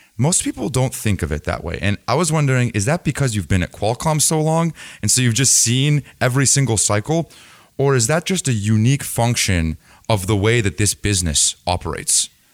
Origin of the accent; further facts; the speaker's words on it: San Diego, California, United States; I grew up in San Diego